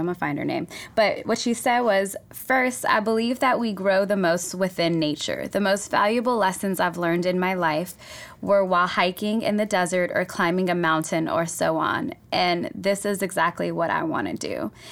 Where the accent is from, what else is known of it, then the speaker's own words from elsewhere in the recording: Oakland, California, United States; English is a second language; I grew up in Oakland